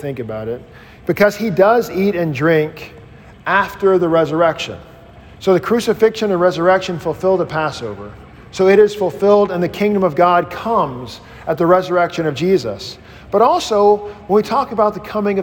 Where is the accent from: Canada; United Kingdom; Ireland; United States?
United States; Mississippi; I grew up in Mississippi in Baptistville